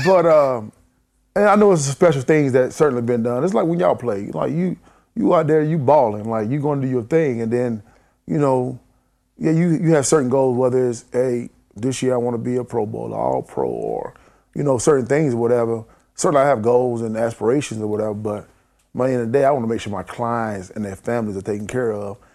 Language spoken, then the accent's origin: English; near Spartanburg, South Carolina, United States; in my hometown, and then in Spartanburg, which is, you know, fifteen minutes away from my hometown, I spent a lot of time there. And then Spartanburg County, which is the cli-, county we